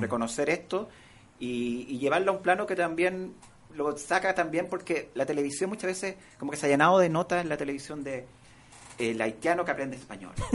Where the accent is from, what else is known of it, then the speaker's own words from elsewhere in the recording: San Bernardo, Santiago Metropolitan Region, Chile; Yo crecí y me crié en San Bernardo